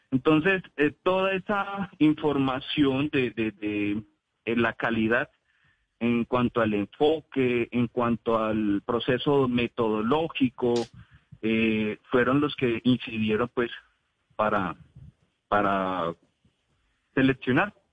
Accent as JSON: {"language": "Spanish", "town": "Neiva", "region": "Huila", "country": "Colombia", "tie": "born or raised there", "lives_now": "Pereira, Colombia", "said": "como soy oriundo de la ciudad de Neiva, yo nací en Neiva, nosotros con mi familia siempre solemos pasar las vacaciones, solíamos pasar las vacaciones allá de mitad de año y diciembre"}